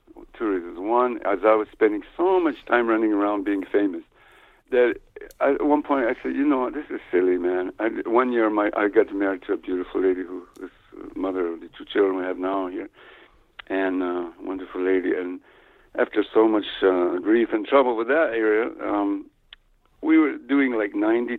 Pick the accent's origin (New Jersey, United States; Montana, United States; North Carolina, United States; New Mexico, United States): New Mexico, United States; also born or lived in Ohio; You know, I grew up in New Mexico, like I said, I was born in Ohio, but I didn't grow up there. I grew up in New Mexico on an Indian reservation here.